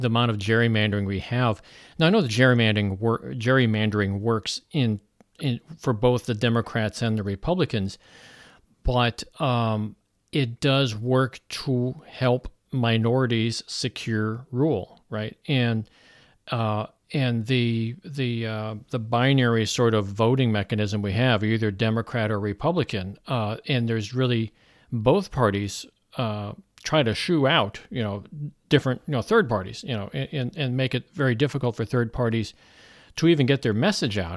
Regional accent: Missouri, United States; I'm from Missouri

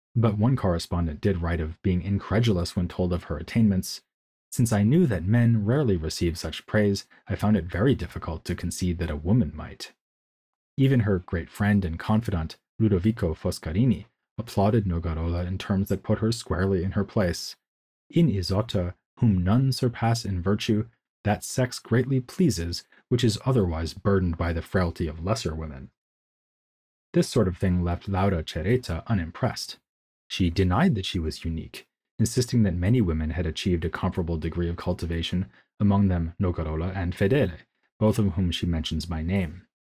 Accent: United States; now in Munich, Germany; As an American who can speak German more or less competently

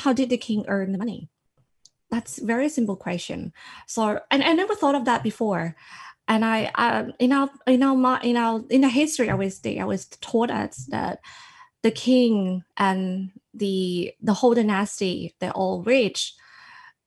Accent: Sisaket, Thailand; English is a second language; moved away as an adult; now in Sydney, Australia; I originally from Sisagade, which is a small province in Thailand, neighbouring Cambodia. When I grew up, everybody in my hometown, everybody had to worship the king.

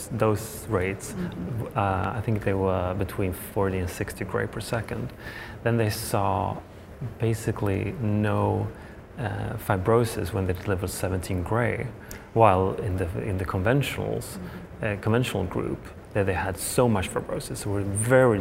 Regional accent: Sweden; moved away as an adult; also born or lived in Hawaii; now in Stanford, United States; I'm from Sweden originally.

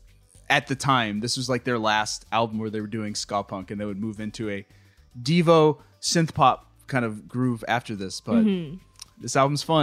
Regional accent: California, United States; we grew up in California

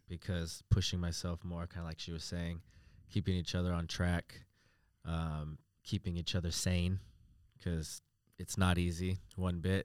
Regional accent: United States; moved away as an adult; now in Australia; coming from America, obviously, uh, living in Australia now the last four years

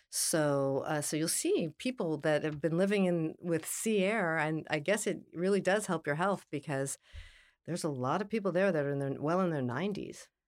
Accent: Los Angeles, California, United States; also born or lived in New York City; I was born in Los Angeles, and ironically, in the San Fernando Valley

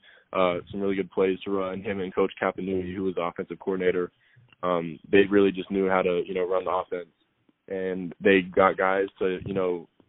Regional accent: Las Vegas, Nevada, United States; I'm from Las Vegas, so it, being a hometown guy

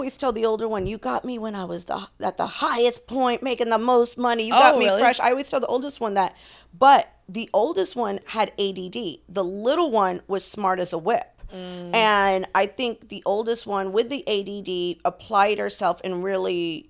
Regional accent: Florida, United States; Because where I was raised in Florida, people would go down for like a roach or something crazy.

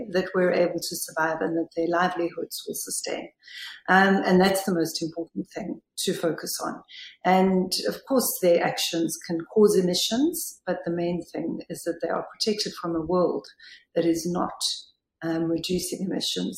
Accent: South Africa; I'm from South Africa

